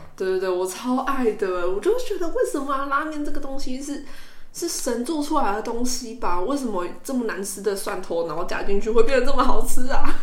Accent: Kaohsiung, Taiwan; 因为我是高雄人

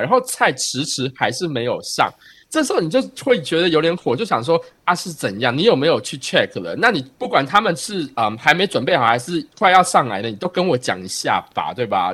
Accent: Taiwan; now in United States

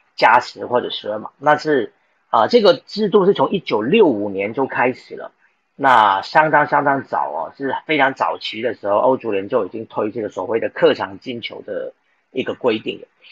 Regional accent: Taiwan; 我们台湾人

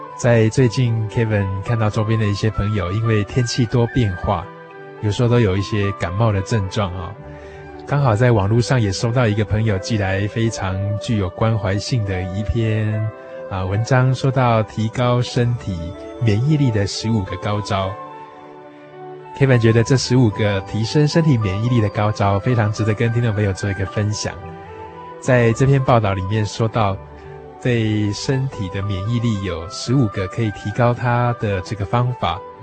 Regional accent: Taiwan; 对于我们台湾人的生活健康情况

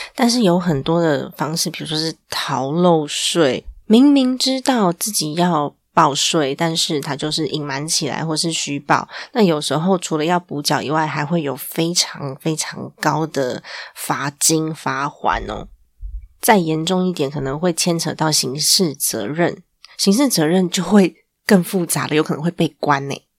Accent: Taiwan; 我们身在这个国家，对于国家的认同感还是要有的

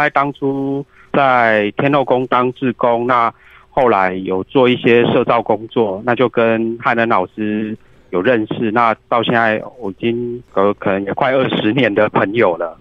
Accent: Tainan, Taiwan; also born or lived in Taipei; 我是台南人

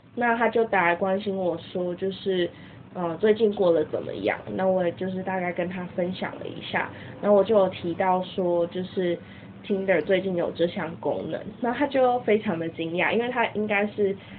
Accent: Taiwan; 身为台湾人

